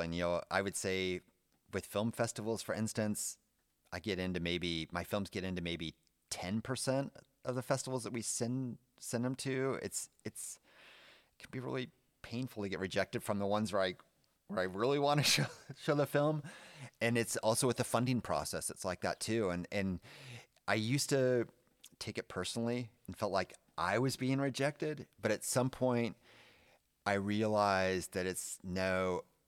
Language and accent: English; California, United States; moved away as an adult; now in Germany; my hometown in California